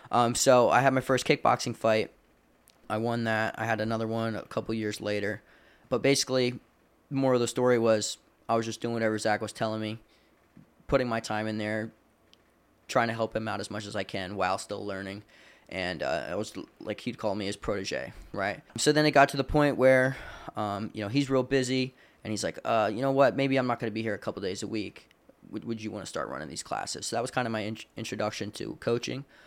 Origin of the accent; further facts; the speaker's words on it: Landisville, Pennsylvania, United States; I grew up in, uh, in Lancaster, Pennsylvania, uh, in a little town called Landisville